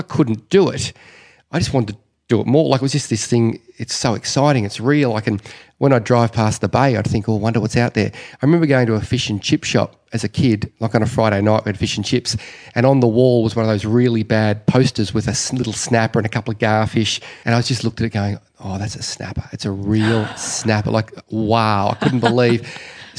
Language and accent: English; Victoria, Australia; I was born and raised in Victoria, Australia, but my parents are Dutch